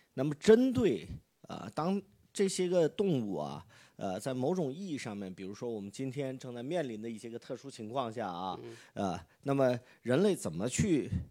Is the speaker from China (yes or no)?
yes; China; 我们中国人